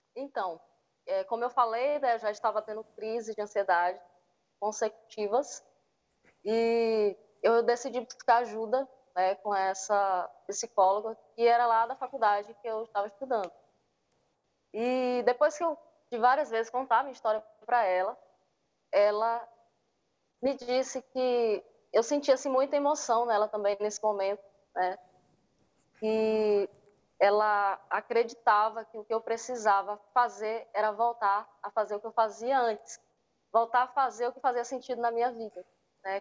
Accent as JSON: {"language": "Portuguese", "town": "Miranda do Norte", "region": "Maranhão", "country": "Brazil", "said": "Sou do Maranhão, de uma cidadezinha chamada Miranda do Norte, uma cidadezinha pequena, né? Mas um local maravilhoso, abençoado por Deus e com certeza é, sou muito feliz por morar aqui, viver aqui"}